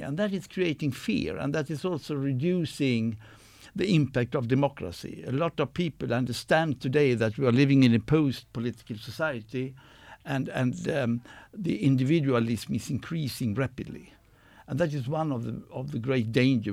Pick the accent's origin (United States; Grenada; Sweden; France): Sweden; born and raised in Sweden